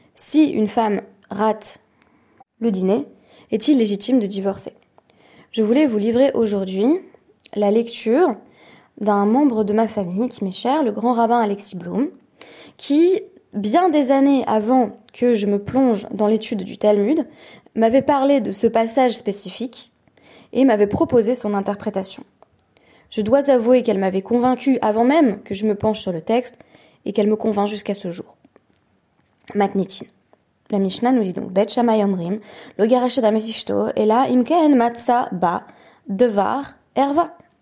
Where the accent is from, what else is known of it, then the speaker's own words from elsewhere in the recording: Perpignan, Occitania, France; moved away; je suis sur le point de quitter Perpignan, ma ville natale